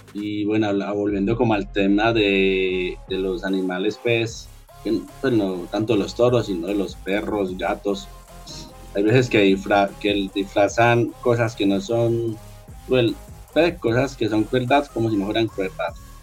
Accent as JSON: {"language": "Spanish", "country": "Colombia"}